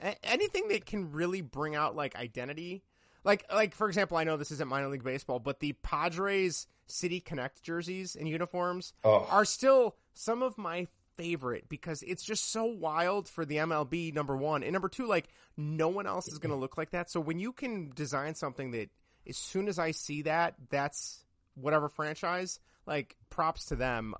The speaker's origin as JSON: {"language": "English", "region": "Midwest", "country": "United States", "tie": "born or raised there", "said": "growing up in the Midwest"}